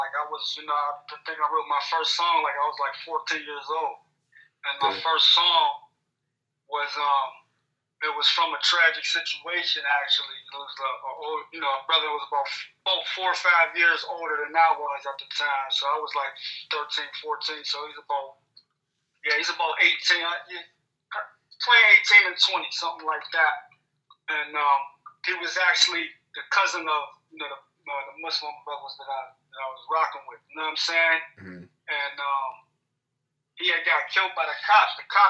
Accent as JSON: {"language": "English", "town": "Pittsburgh", "region": "Pennsylvania", "country": "United States", "said": "Yeah, I'm Pittsburgh, PA."}